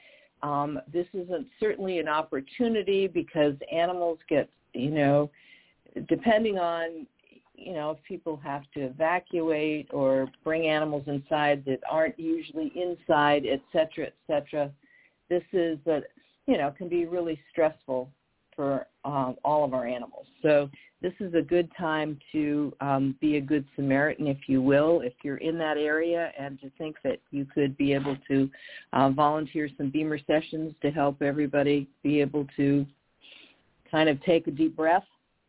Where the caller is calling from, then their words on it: Mendocino, California, United States; I'm calling from Mendocino up the coast, northern coast of California.